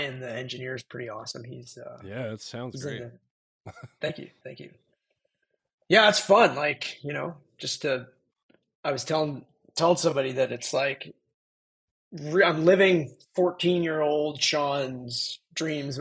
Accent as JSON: {"language": "English", "town": "Calgary", "region": "Alberta", "country": "Canada", "tie": "born or raised there", "also_born_or_lived": "Fort Worth, Texas", "moved": "as an adult", "lives_now": "San Jose, United States", "said": "I grew up in Calgary, Alberta"}